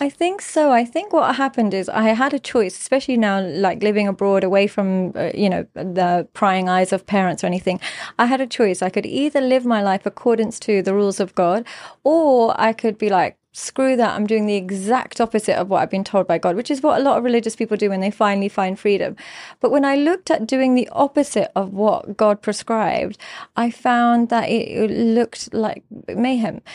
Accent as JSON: {"language": "English", "region": "London", "country": "United Kingdom", "tie": "born or raised there", "said": "I grew up in London. I grew up in an entirely English school."}